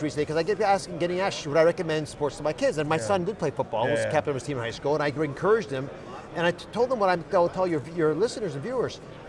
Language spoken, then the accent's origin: English; Philadelphia, Pennsylvania, United States; I was born, you know, I grew up in the Philadelphia area